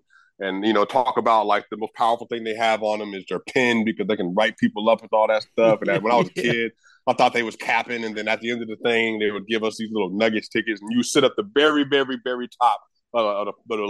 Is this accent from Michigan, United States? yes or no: no; Denver, Colorado, United States; Originally from Denver, Colorado. I grew up in Park Hill